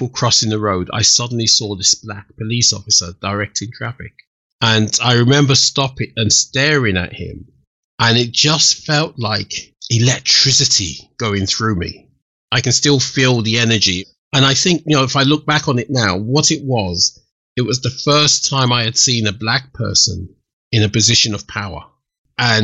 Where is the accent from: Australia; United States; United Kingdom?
United Kingdom; Kent, South East England; moved away; also born or lived in London; the village where I grew up in Kent